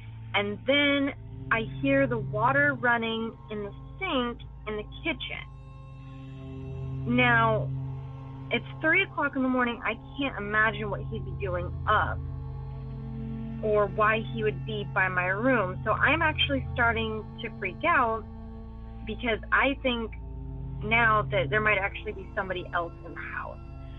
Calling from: California, United States; I'm calling from California. And my parents' house is kind of in the middle of nowhere.

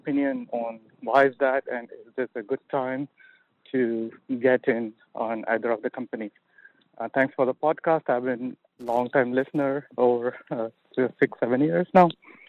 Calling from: Sunnyvale, California, United States

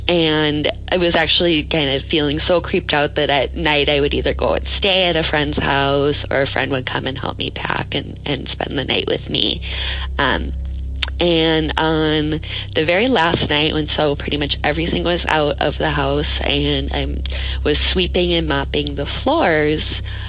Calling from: Portland, Oregon, United States; moved away as an adult; calling. I'm calling from California. I recently moved down here from Portland, Oregon.

